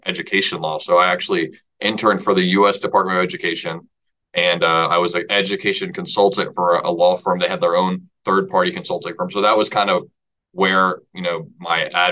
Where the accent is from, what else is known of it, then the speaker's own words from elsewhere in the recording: Orlando, Florida, United States; I'm from Orlando, Florida, a son of a single mother who worked up to four jobs when I was a kid